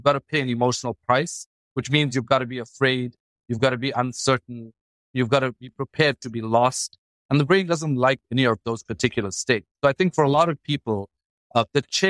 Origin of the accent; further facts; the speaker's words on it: Durban, KwaZulu-Natal, South Africa; moved away as an adult; also born or lived in Stellenbosch; I grew up in Durban